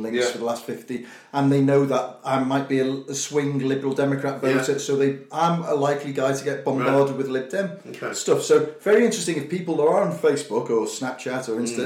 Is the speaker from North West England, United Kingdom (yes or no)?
yes; Liverpool, North West England, United Kingdom; moved away; when I was growing up in Liverpool